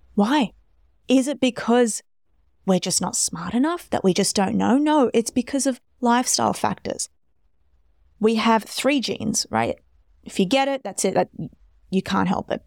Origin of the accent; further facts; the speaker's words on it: Australia; I'm Australian